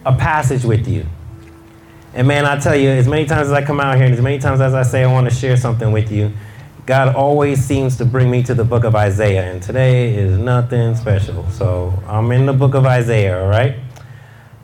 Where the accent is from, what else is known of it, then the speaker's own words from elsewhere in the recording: New York City, New York, United States; I grew up in Queens in New York